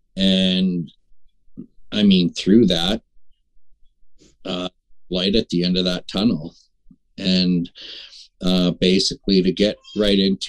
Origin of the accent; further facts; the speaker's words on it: Prince Albert, Saskatchewan, Canada; now in North Battleford, Canada; I was born and raised in Prince Albert